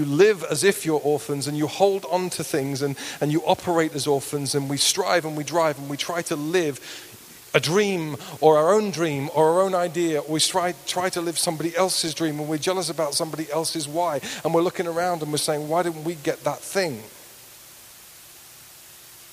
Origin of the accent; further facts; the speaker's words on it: United Kingdom; we're British